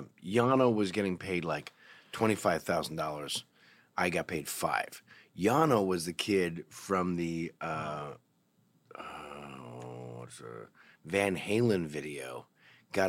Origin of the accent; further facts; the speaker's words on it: Toronto, Ontario, Canada; because I'm from Toronto